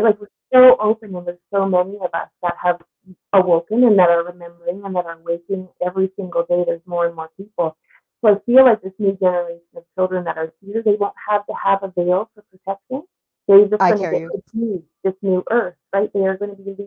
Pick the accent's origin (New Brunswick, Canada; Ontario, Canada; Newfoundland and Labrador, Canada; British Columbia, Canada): Newfoundland and Labrador, Canada; I'm from Newfoundland, so I grew up across the street from the ocean